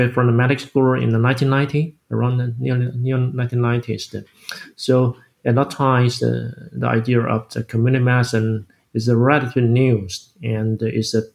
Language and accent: English; Taiwan; I grew up in this country, I grew up in my home country